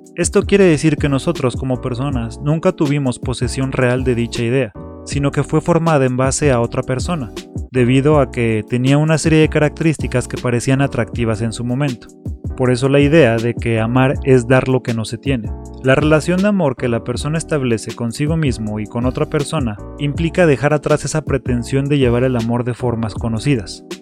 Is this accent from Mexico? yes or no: yes; Mexico City, Mexico; a pesar de no tener nada característico de la Ciudad de México, soy un chilango.